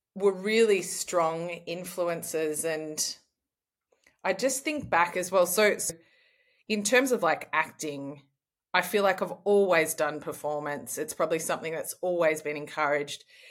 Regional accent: Australia; I'm an Australian traveller.

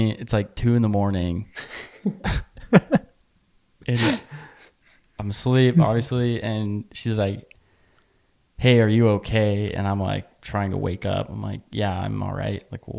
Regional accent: United States; I'm American.

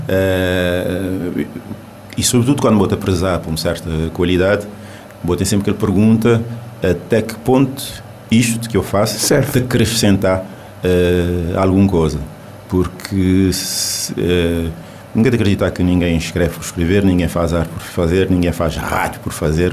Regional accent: Cape Verde; first language Cape Verdean Creole; Portuguese is a second language; nós, cabo-verdianos

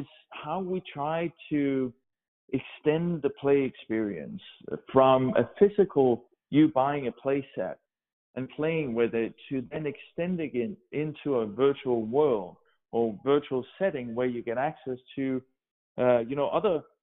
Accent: Denmark; English is a second language; moved away as an adult; also born or lived in Oregon; now in United States; I grew up in Denmark and spent my first 25 years, I guess, in Denmark

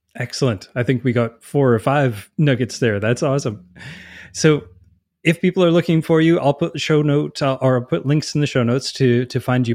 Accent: Canada; being Canadian

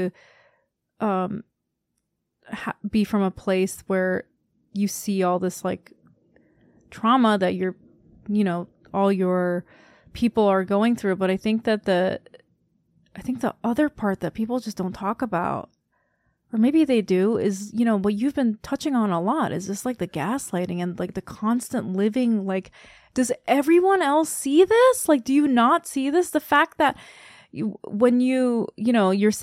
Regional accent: South Korea; I'm from Korea

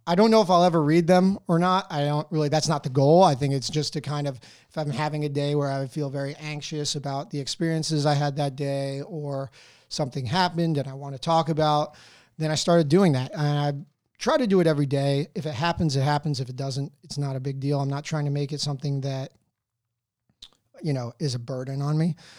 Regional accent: Wayne, New Jersey, United States; moved away as an adult; So, I grew up fro, um, in Wayne, New Jersey. Um, I was there until high school. Well, I graduated from high school there

